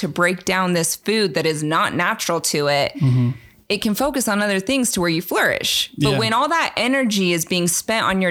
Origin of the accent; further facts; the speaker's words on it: the South, United States; I was raised in the South